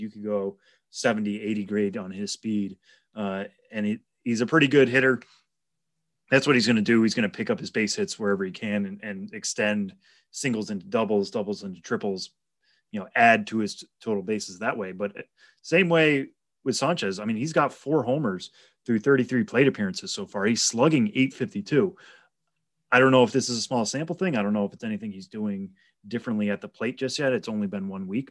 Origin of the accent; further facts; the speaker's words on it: Palmer, Massachusetts, United States; I grew up in Palmer, Mass, which is about forty-five minutes down the road from Worcester